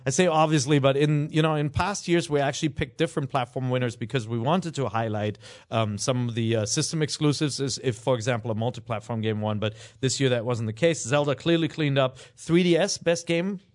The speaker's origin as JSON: {"language": "English", "town": "Cologne", "region": "North Rhine-Westphalia", "country": "Germany", "moved": "yes", "said": "I am, uh, uh, from Cologne, Germany."}